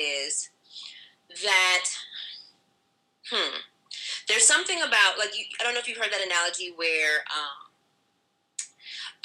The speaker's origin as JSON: {"language": "English", "town": "Montego Bay", "region": "Saint James", "country": "Jamaica", "tie": "born or raised there", "said": "my family's Jamaican, too. I was born in Mabay"}